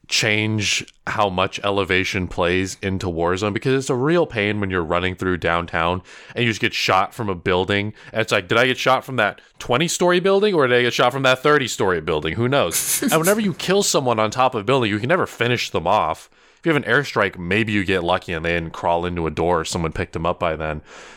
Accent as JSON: {"language": "English", "country": "Philippines", "said": "I'm Filipino. I don't know why you would say that. You just look at me."}